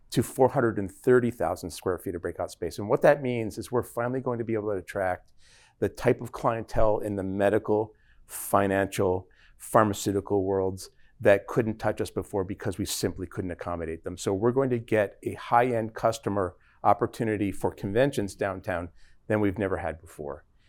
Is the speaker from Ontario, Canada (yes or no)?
yes; Toronto, Ontario, Canada; also born or lived in Pittsburgh, Pennsylvania; now in Dallas, United States; I'm from Toronto, Canada originally, but I spent thirty years in Pittsburgh